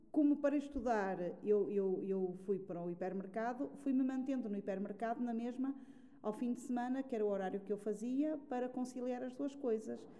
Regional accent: Alentejo, Portugal; E encontrei logo lá outra colega que vinha do Alentejo, mas de, do Baixo Alentejo, e combinamos, porque éramos da mesma área, sem nos conhecermos, mas de arranjar uma casa juntas para cada uma não ficar eh, sozinha.

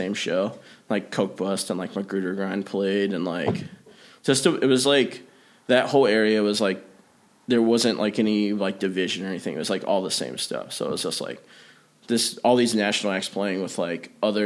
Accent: Parkersburg, West Virginia, United States; now in Kansas City, United States; I'm from Parkersburg, West Virginia, which is, it's like the most western part of West Virginia, close to like Ohio

